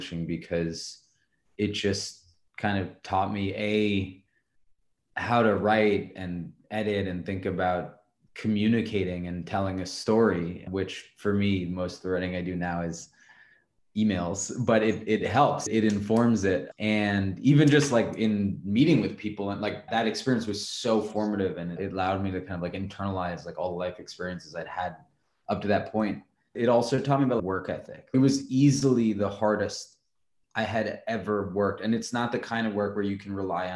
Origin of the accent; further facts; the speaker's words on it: New York City, New York, United States; growing up in New York City